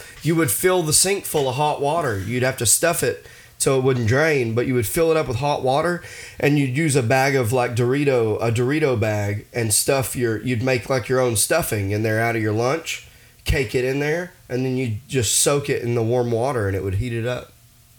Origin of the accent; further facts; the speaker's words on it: Arkansas, United States; Dude, hey, growing up in Arkansas, when my mom would make me hot dogs for lunch or whatever, okay. She would boil them in water.